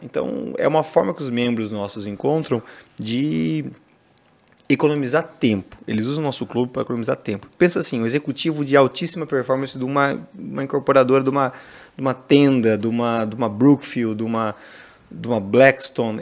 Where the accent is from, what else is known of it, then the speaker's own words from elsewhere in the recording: Brazil; moved away as an adult; also born or lived in London; eu sou brasileiro, tô aqui